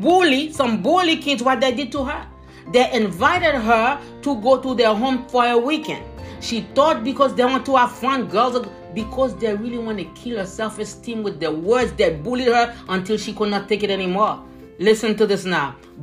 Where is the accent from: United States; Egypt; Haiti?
Haiti; moved away; young, Haitian, immigrant